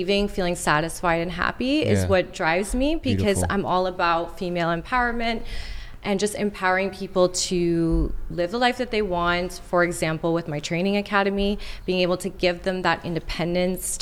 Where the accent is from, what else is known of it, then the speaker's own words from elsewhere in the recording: Montreal, Quebec, Canada; people that I grew up with in Montreal